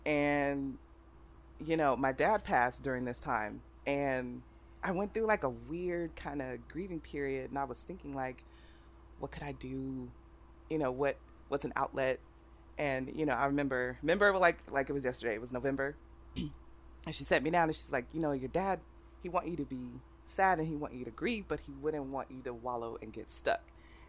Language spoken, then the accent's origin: English; Oakland, California, United States; Oakland, California. Oh, okay. So it, you know, I went to a school where it was maybe like four white people and the rest were blacks and Asians and Mexicans